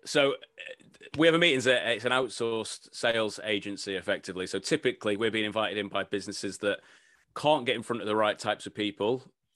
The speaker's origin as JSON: {"language": "English", "town": "Blackpool", "region": "North West England", "country": "United Kingdom", "tie": "born or raised there", "said": "grew up in, uh, yeah, in Blackpool, northwest England, from a very working class family"}